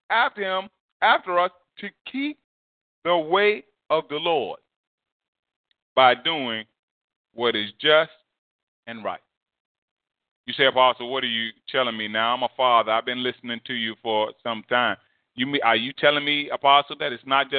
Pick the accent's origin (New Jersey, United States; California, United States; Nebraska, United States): New Jersey, United States; growing up in New Jersey